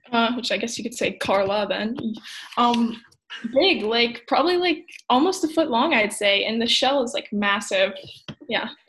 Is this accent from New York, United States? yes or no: no; Pennsylvania, United States; born right here.